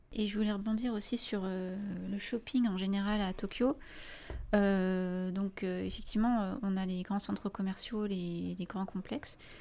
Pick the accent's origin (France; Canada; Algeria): France; en tant que Français